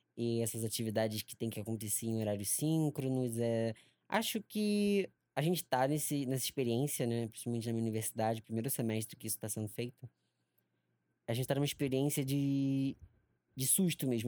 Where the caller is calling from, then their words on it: Rio de Janeiro, Brazil; eu falo daqui de Genópolis, diretamente da zona norte do Rio de Janeiro